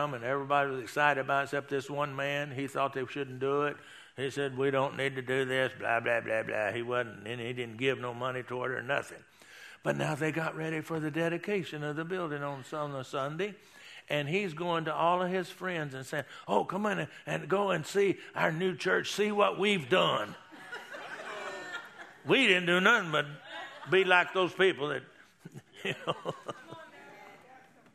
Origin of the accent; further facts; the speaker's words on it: Texas, United States; being a Texan